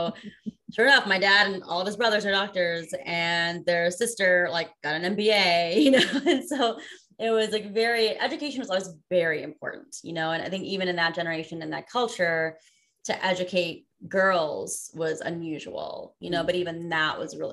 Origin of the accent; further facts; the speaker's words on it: United States; a spoiled kid growing up in America